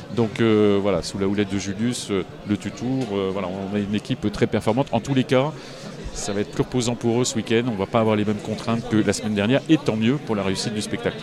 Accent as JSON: {"language": "French", "area": "la Manche", "region": "Normandy", "country": "France", "tie": "born or raised there", "said": "ma région natale"}